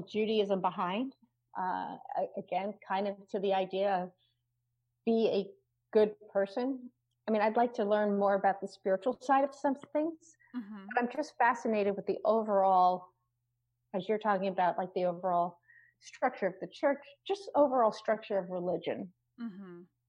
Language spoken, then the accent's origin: English; Rockland County, outside New York City, United States; I grew up in outside of New York City in Rockland County, which is across the Hudson River